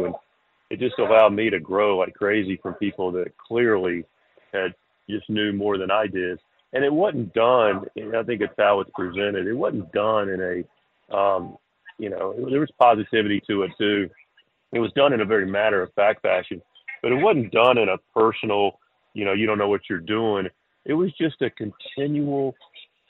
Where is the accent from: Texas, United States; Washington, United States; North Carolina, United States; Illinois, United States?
North Carolina, United States; Charlotte; now in Eastern North Carolina, United States; I grew up in Charlotte without a real love for country music at all. And now I'm in Eastern North Carolina